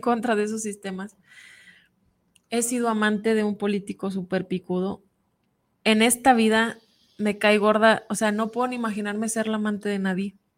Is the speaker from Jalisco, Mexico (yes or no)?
no; Sierra de Sinaloa, Mexico; moved away; yo vengo de la sierra de Sinaloa, donde no conoce uno ni las chanclas, donde no hay comida, no había luz, andábamos llenas de piojos